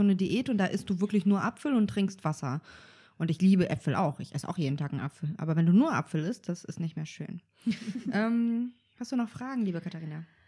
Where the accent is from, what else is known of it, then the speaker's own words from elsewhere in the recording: Kazakhstan; moved away; ich bin ähm, auch auf dem Bauernhof aufgewachsen und wir hatten ja so eigene, in Kasachstan